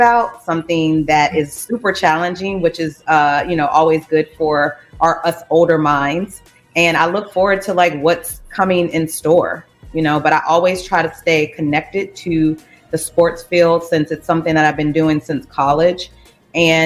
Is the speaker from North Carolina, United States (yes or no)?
no; Louisiana, United States; also born or lived in California / Portland, Oregon; now in Chicago, United States; I'm from Louisiana